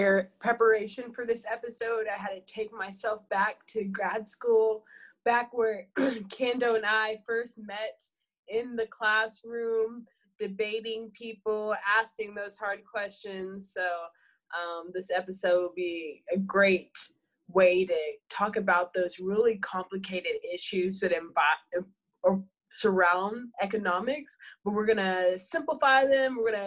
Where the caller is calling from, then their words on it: Texas, United States; I'm calling in from Texas.